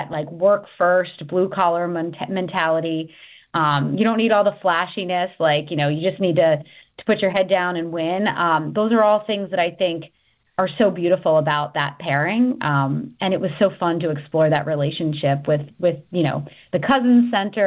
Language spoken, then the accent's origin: English; New York, United States; I'm from New York